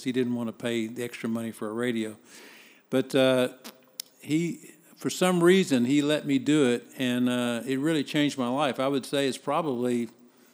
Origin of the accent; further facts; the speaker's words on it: Dallas, Texas, United States; also born or lived in Biloxi, Mississippi; I was basically raised in Dallas and consider myself a Dallasite.